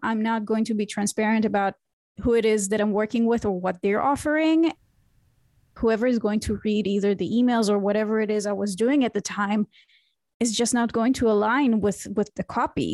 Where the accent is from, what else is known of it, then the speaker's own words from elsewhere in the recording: Israel; moved away as an adult; now in Berlin, Germany; I was born and raised in Israel